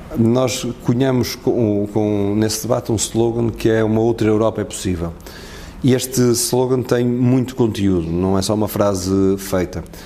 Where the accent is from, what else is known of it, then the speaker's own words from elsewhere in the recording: Castelo de Paiva, Aveiro District, Portugal; moved away as an adult; also born or lived in Porto; a minha adolescência e o período até antes de chegar à universidade, no Conselho de onde eu venho, que é de Castelo de Paiva